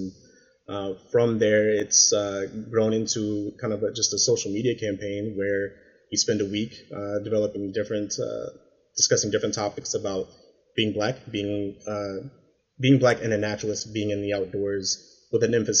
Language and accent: English; San Antonio, Texas, United States; And where I grew up in San Antonio, our house, I grew up on, I'm an Air Force brat, so I grew up in the Air Force